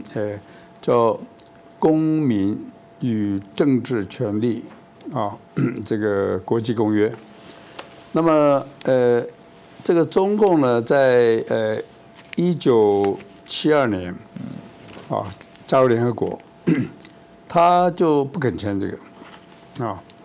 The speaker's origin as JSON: {"language": "Chinese", "country": "Taiwan", "lives_now": "Taipei, Taiwan", "said": "我们台湾人"}